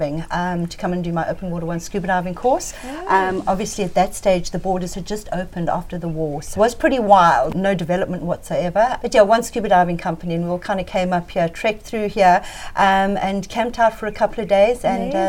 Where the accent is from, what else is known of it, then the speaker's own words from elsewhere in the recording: Johannesburg, Gauteng, South Africa; moved away as an adult; now in Ponta do Ouro, Mozambique; I was actually born in Johannesburg, so I spent most of my life growing up there, and I moved up here permanently in 1999 when I was around about 28 years old.